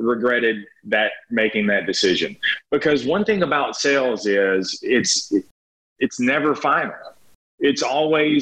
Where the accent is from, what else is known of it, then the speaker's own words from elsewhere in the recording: North Louisiana, United States; moved away as an adult; now in Lake Charles, United States; I wasn't even from Lake Charles. I'm from North Louisiana. I came down here as an undersized lineman